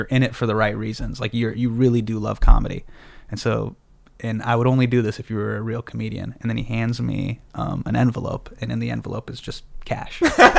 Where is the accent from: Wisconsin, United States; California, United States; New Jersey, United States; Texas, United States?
California, United States; Davis; moved away as an adult; also born or lived in Los Angeles, California; now in New York, United States; I grew up in Davis, California.